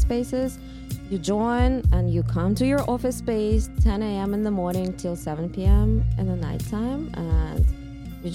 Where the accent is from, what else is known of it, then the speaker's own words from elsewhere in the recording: Russia; moved away as an adult; now in New York, United States; I'm from Russia originally.